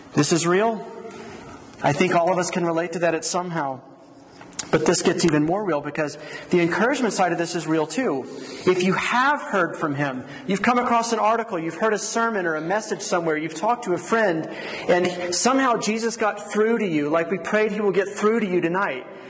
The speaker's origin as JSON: {"language": "English", "region": "Georgia", "country": "United States", "tie": "born or raised there", "also_born_or_lived": "Philadelphia / Colorado / New Mexico", "moved": "as an adult", "lives_now": "Las Cruces, United States", "said": "I grew up in Georgia"}